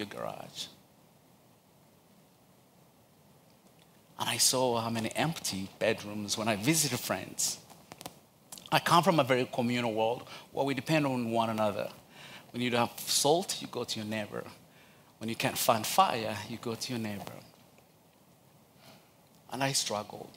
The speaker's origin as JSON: {"language": "English", "country": "Uganda", "tie": "born or raised there", "second_language": "English", "moved": "yes", "lives_now": "Charlotte, United States", "said": "I'm originally from Uganda, but my dad is from Rwanda and my mom is from Uganda, but born and raised in Uganda"}